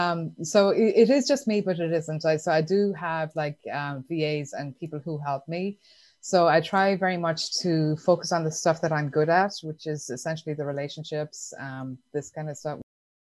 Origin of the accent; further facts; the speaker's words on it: Ireland; I grew up in Ireland